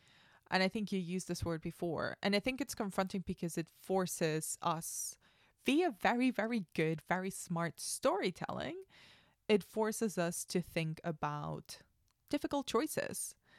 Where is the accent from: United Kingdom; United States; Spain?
Spain; yes, I'm a basic white girl, but I grew up in Spain. I don't look Spanish.